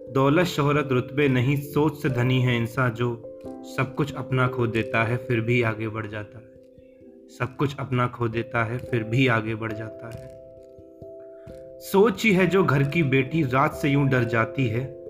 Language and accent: Hindi; Aligarh, Uttar Pradesh, India; मैं अलीगढ़ उत्तर प्रदेश का रहने वाला हूँ